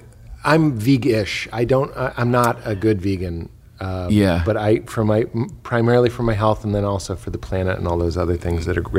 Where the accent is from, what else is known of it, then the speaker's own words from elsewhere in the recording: New England, United States; I'm from New England where we do candle pin bowling.